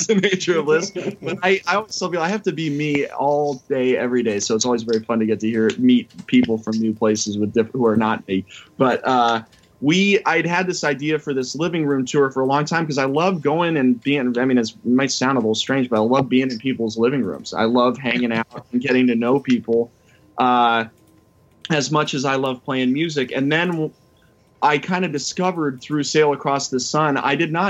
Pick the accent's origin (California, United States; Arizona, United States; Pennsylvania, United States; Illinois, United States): California, United States; Bay Area; moved away as an adult; I grew up in the Bay Area